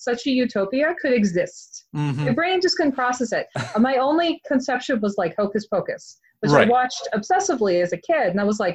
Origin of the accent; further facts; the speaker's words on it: Atlanta, Georgia, United States; moved away as an adult; now in Salem, United States; I'm originally from Atlanta